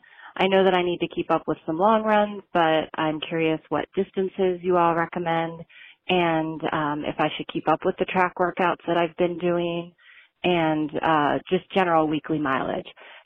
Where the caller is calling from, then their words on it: Westminster, Maryland, United States; I'm calling from Westminster, Maryland.